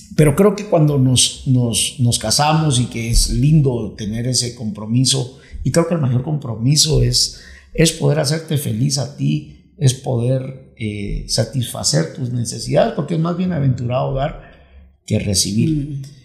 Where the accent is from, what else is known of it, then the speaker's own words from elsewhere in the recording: Guatemala; moved away; also born or lived in Miami; los dos somos guatemaltecos